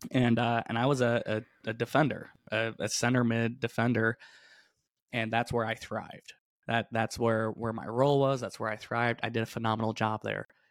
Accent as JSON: {"language": "English", "region": "upstate New York", "country": "United States", "tie": "born or raised there", "said": "I grew up in, in upstate New York"}